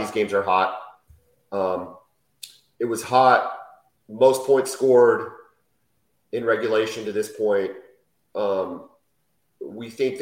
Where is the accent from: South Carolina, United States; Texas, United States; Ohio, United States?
Texas, United States; San Antonio; I'm from San Antonio